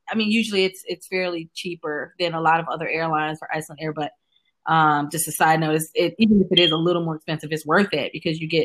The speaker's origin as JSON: {"language": "English", "town": "New Orleans", "region": "Louisiana", "country": "United States", "also_born_or_lived": "China", "moved": "yes", "said": "So I'm from New Orleans originally"}